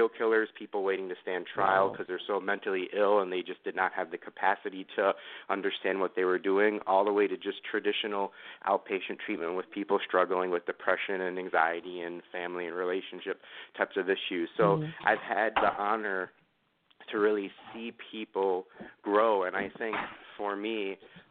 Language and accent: English; New York City, New York, United States; moved away; I grew up in Queens